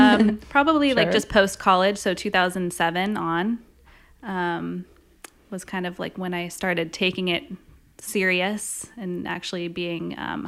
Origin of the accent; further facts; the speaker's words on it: San Diego, California, United States; also born or lived in Santa Barbara / New York; growing up in San Diego, I knew that I didn't want to go to LA.